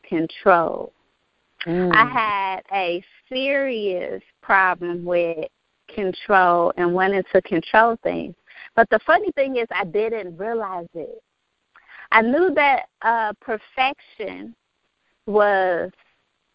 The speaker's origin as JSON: {"language": "English", "town": "Chicago", "region": "Illinois", "country": "United States", "said": "I'm from Chicago, the South Side, the Windy City"}